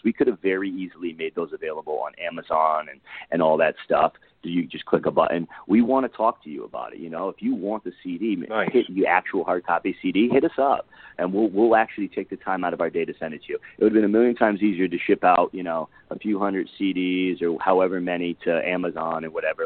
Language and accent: English; Connecticut, United States; moved away as an adult; now in Los Angeles, United States; I'm from Connecticut originally. Uh, been out in LA now for uh, 12 years.